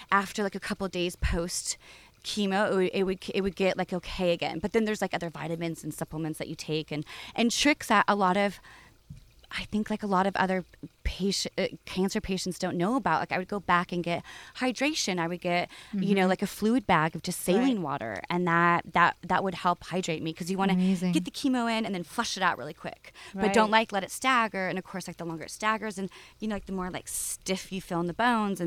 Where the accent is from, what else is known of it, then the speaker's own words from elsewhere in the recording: Southern California, United States; also born or lived in Oakland; growing up in California